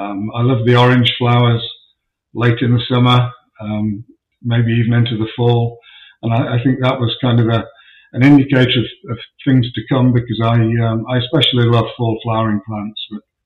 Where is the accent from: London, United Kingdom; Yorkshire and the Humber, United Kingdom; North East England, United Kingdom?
Yorkshire and the Humber, United Kingdom; Sheffield; moved away as an adult; also born or lived in Dorking, Surrey; now in Exton, United States; Okay, well, I was born and raised in Sheffield in Yorkshire in the north of England. I lived there until I was 35 years old